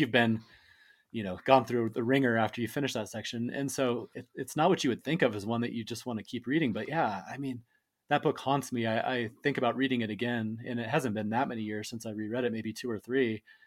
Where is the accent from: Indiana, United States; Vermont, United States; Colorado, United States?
Colorado, United States; I was born and raised in Colorado